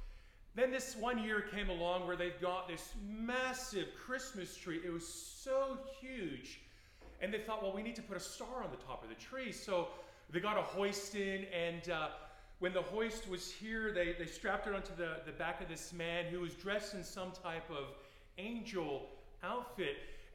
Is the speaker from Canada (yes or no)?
yes; Canada; I sound American, but I'm Canadian. Just thought I'd clarify that.